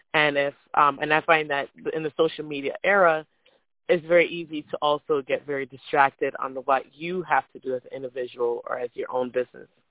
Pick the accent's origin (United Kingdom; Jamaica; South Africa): Jamaica; moved away; also born or lived in Florida, United States; I, I'm from Jamaica